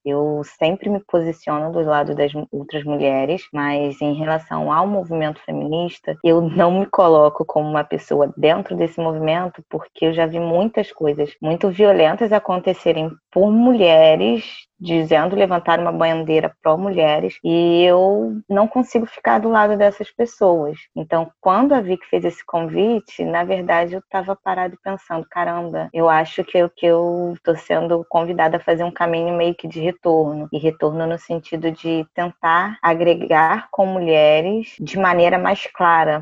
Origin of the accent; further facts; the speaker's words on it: Rio de Janeiro, Brazil; eu sou daqui do Rio de Janeiro, da capital mesmo